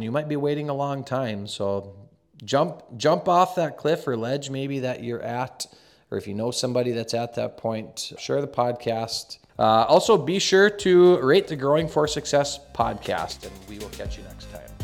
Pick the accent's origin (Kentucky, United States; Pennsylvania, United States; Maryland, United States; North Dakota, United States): North Dakota, United States; Carrington; I grew up in a small town. I'm originally from Carrington, North Dakota, a small town, about two thousand people.